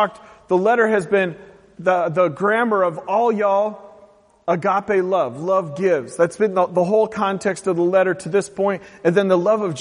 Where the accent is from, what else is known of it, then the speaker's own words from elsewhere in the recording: the Northwest, Pacific Northwest, United States; grown up in the Northwest